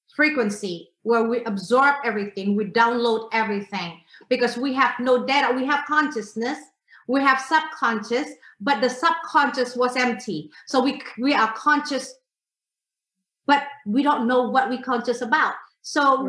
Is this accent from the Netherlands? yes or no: no; Indonesia; I am from Indonesia